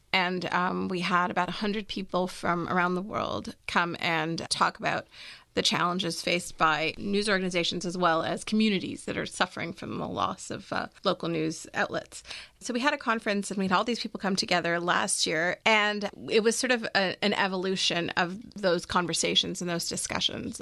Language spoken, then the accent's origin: English; Maryland, United States; I'm actually from Maryland